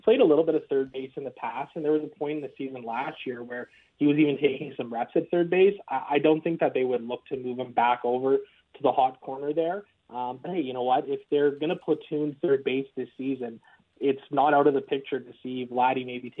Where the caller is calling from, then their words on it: Edmonton, Alberta, Canada; Lowtide, I'm calling from the home office located in beautiful, sunny downtown Edmonton today.